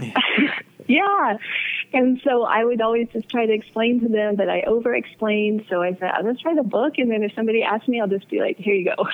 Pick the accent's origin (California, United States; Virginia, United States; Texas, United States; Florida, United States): California, United States; Beaumont; now in Arizona, United States; from the Inland Empire, I grew up in Beaumont